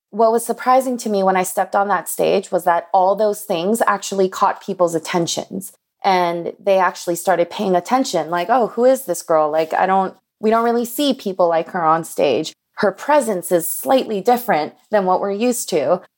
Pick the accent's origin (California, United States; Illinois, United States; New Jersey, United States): California, United States; Los Angeles; I grew up in Koreatown in Los Angeles in the nineties